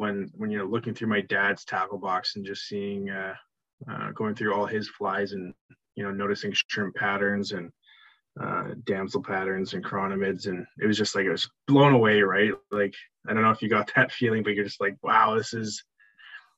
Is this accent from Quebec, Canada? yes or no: no; Vancouver, British Columbia, Canada; We were born and raised in Vancouver